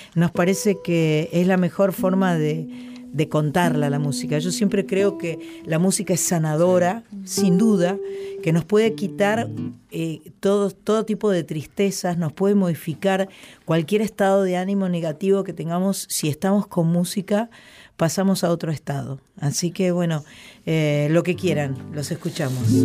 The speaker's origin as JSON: {"language": "Spanish", "region": "Buenos Aires", "country": "Argentina", "said": "soy eh, argentina, soy porteña, amo el río de la Plata"}